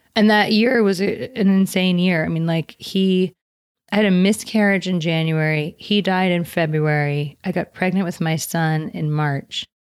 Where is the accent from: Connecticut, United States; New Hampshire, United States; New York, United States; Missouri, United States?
New York, United States; moved away; I come from New York